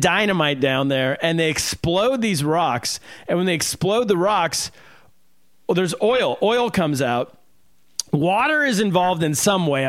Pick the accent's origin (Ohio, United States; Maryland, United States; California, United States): California, United States; I'm from California